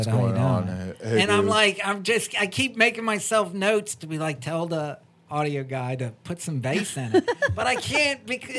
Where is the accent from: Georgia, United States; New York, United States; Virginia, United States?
Virginia, United States; Kingsville; accent: Southern; I grew up in Kingsville, Virginia